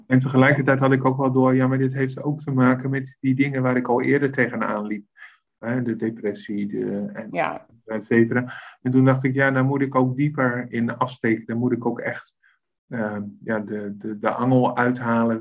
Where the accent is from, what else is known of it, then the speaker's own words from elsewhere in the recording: Westland, South Holland, Netherlands; moved away as an adult; now in Leiden, Netherlands; Ik kom oorspronkelijk uit het Westland. Eh, net onder Den Haag.